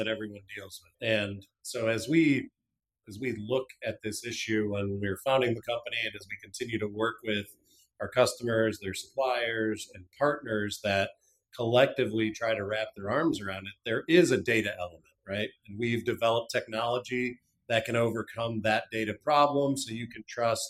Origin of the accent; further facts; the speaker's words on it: Cleveland, Ohio, United States; also born or lived in Tennessee; I grew up in Cleveland, Ohio, lived most of my youth, or lived all of my youth there